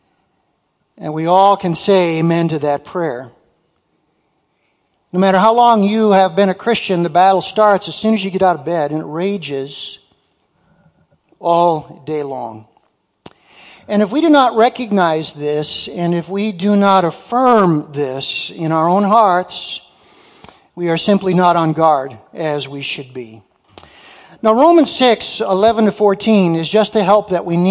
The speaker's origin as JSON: {"language": "English", "town": "Muskegon", "region": "Michigan", "country": "United States", "tie": "born or raised there", "also_born_or_lived": "Detroit, Michigan", "lives_now": "Marquette, United States", "said": "I was born in Detroit. My folks moved from the UP to Detroit, where my sisters and I were born. I was raised in Muskegon"}